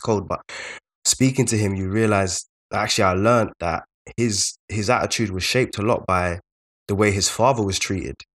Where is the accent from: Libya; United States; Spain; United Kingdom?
United Kingdom; London; we are both from South London